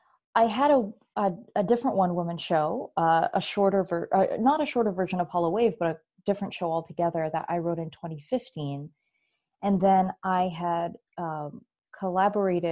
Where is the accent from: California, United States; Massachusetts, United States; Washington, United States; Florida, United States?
California, United States; San Diego; moved away as an adult; also born or lived in Bay Area, California / Chicago, Illinois; I grew up in San Diego, and I went to college up in the Bay Area